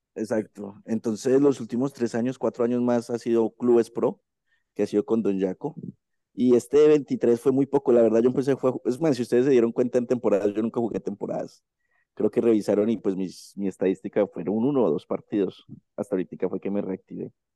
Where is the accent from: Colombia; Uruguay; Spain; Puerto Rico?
Colombia; aquí en mi país